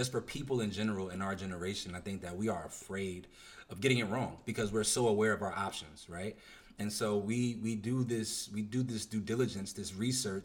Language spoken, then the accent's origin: English; New Jersey, United States; I'm from Jersey. I have very like East Coast roots